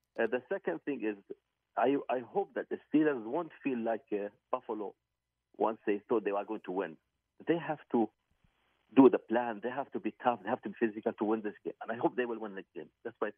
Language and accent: English; Qatar; also born or lived in United States; I'm from Qatar, overseas.